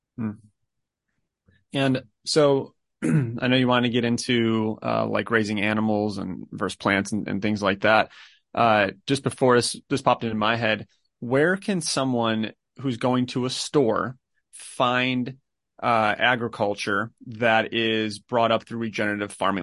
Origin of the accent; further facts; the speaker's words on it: Chicago, Illinois, United States; moved away; I'm from Chicago originally